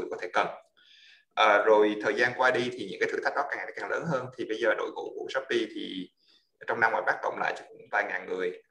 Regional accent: United States; also born or lived in Da Lat, Vietnam; mình là người gốc Đà Lạt uh, thì uh, có thể có một chút xíu uh, máu lãng mạn hay giờ trời mưa gì đó uh, và sau đó thì uh, đi gia đình qua qua Mỹ vào uh, à, ở năm khoảng 10 tuổi

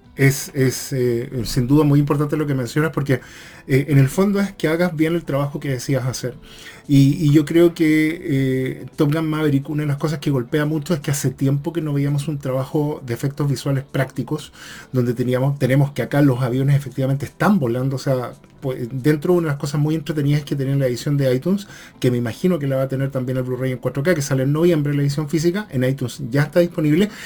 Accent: Chile; en mi caso soy chileno

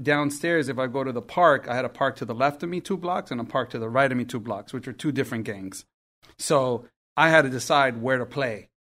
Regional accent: New York City, New York, United States; first language Spanish; I grew up in Queens

